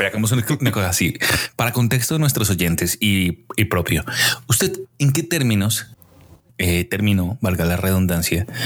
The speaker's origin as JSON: {"language": "Spanish", "country": "Colombia", "moved": "yes", "lives_now": "Mexico", "said": "cuando yo vine de Colombia a México"}